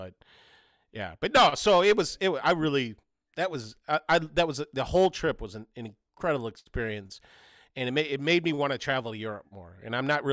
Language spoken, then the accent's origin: English; Chicago, Illinois, United States; I'm from Chicago and I know Chicago's not the best city in the world